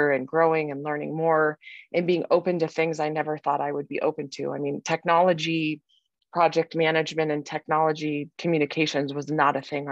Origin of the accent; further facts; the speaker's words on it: Colorado, United States; I had really two options in Colorado because I needed to stay in state